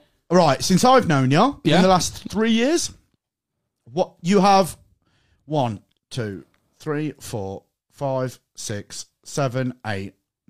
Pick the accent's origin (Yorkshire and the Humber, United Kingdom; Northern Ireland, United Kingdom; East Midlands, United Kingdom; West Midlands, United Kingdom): East Midlands, United Kingdom; Leicester; I'm 34 from Leicester. I have 3 kids.